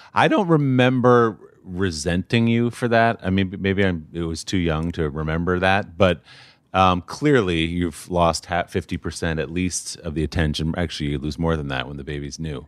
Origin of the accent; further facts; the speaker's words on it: New Jersey, United States; also born or lived in Chicago / New York City; now in New York, United States; when I was five, we moved to New Jersey